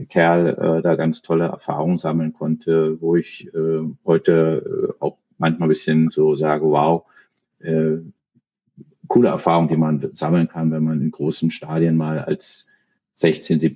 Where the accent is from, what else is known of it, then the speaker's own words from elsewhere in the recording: Berlin, Germany; also born or lived in Copenhagen, Denmark; Ich bin in Berlin geboren, ähm, noch zu Zeiten äh, der Mauer äh, im westlichen Teil der Stadt, bin da auch äh, lange gewesen, habe mal auch woanders zwischenzeitlich familiär bedingt durch meine Eltern äh, gelebt in Kopenhagen, aber äh, bin Berliner